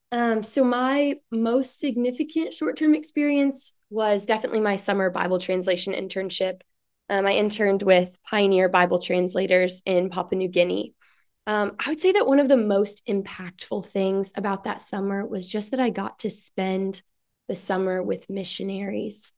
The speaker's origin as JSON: {"language": "English", "region": "West Michigan", "country": "United States", "moved": "as an adult", "lives_now": "Ohio, United States", "said": "I'm from West Michigan, small town in West Michigan."}